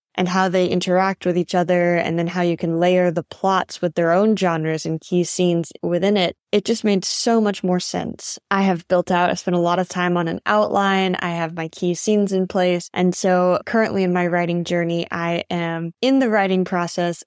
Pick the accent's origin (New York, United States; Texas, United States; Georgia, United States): Texas, United States; Fort Worth; moved away as an adult; also born or lived in China; now in Thailand; from Fort Worth, Texas